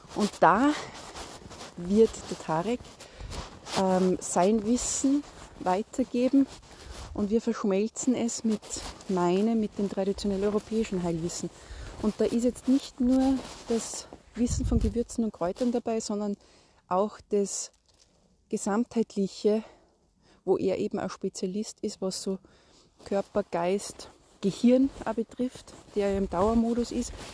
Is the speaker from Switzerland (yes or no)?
no; Salzburg, Austria; bei uns in Salzburg, dass du neben einem Mischwald wohnst